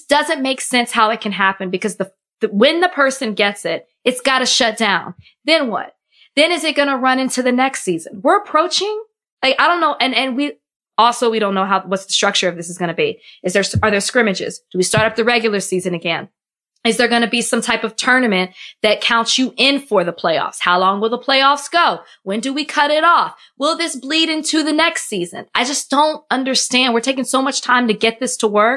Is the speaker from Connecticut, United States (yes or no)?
no; Texas, United States; I'm from Texas